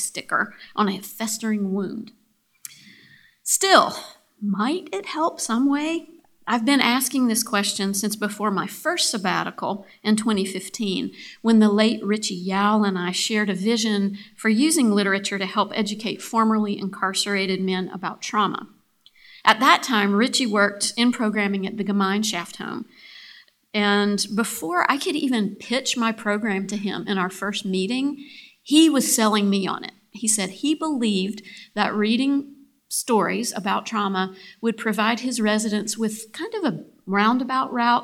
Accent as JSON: {"language": "English", "town": "Boone", "region": "North Carolina", "country": "United States", "tie": "born or raised there", "said": "my hometown of Boone, North Carolina"}